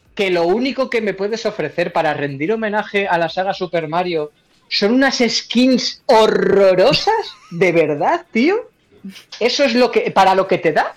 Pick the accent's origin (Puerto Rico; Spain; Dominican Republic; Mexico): Spain